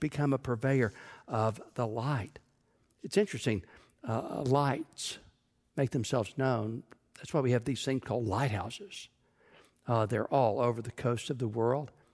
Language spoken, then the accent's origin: English; Texas, United States; When I was growing up in Texas